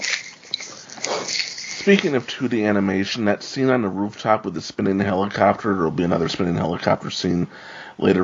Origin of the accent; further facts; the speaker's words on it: New York City, New York, United States; I'm a New Yorker